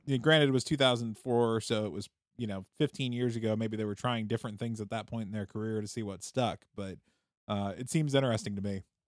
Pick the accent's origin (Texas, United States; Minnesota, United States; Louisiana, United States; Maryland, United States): Minnesota, United States; I grew up in Minnesota